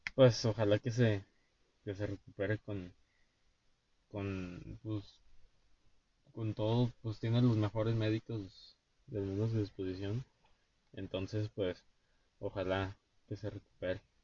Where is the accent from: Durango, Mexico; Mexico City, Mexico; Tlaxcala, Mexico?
Durango, Mexico; nosotros somos de Durango. Yo vivo en Durango